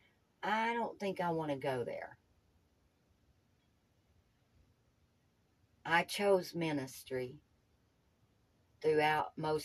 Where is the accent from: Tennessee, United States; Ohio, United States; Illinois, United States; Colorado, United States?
Tennessee, United States; Knoxville; I was born in Knoxville, lived close to Nashville